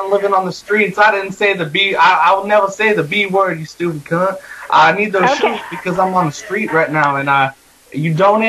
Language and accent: English; Alabama, United States; I'm from Alabama also, and those are my shoes now.